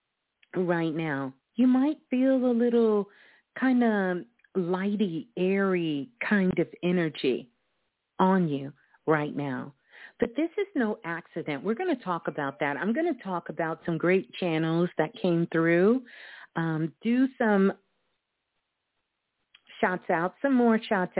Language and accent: English; Brooklyn, New York, United States; my hometown. Brooklyn in the house